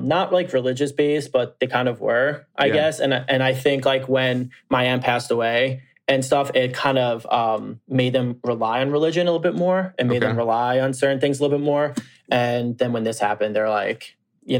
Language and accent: English; Long Island, New York, United States; I grew up on Long Island